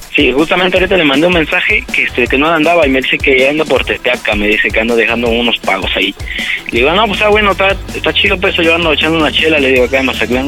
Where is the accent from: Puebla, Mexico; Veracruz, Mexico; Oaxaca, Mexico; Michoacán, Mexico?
Puebla, Mexico; moved away as an adult; now in Mazatlán, Mexico; somos de Puebla, bueno, originario de Puebla, pero este, yo estoy en Mazatlán